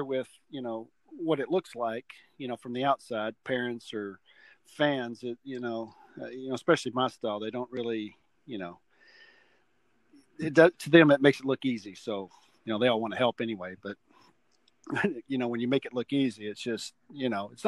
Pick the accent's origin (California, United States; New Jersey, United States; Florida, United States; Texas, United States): Texas, United States; Lake Dallas; I grew up in Lake Dallas, a small town